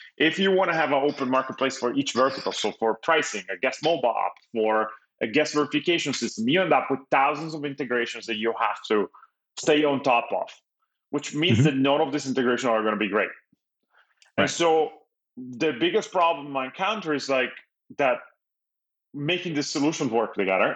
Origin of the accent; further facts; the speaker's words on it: Italy; English is a second language; moved away as an adult; now in Los Angeles, United States; I was born and raised in Italy. I moved to the US when I was 21